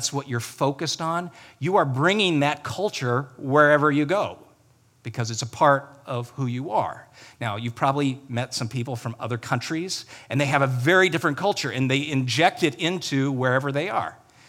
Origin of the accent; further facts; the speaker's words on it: Ireland; And I know that's how you say it because I'm Irish.